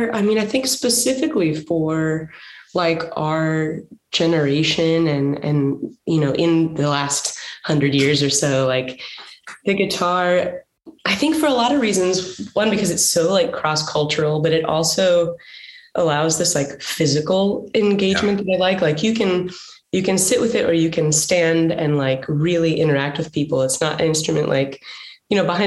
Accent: Dallas, Texas, United States; also born or lived in Los Angeles area; now in Los Angeles, United States; So I grew up in Texas. I'm from like the Dallas area, and I live outside of LA now

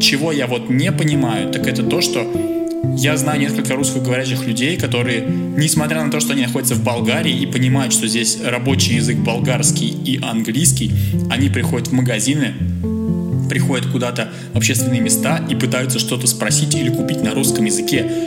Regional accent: Russia; moved away; Я, конечно, из России

